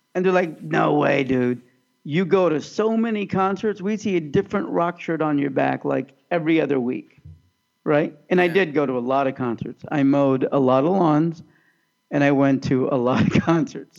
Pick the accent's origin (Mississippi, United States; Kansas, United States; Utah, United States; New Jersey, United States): Kansas, United States; Overland Park; I grew up in Overland Park, Kansas